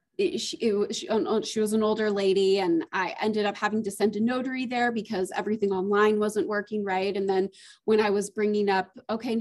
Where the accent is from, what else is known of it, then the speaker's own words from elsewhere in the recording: Phoenix, Arizona, United States; moved away as an adult; also born or lived in Los Angeles, California; from Arizona and Phoenix, where I'm born and raised in Phoenix.